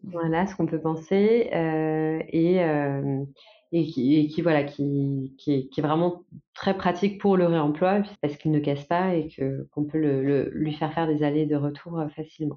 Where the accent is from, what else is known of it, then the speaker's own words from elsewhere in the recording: Nantes, Pays de la Loire, France; on est nantais.